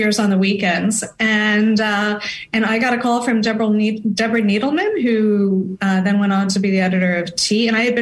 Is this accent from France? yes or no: yes; France; growing up in France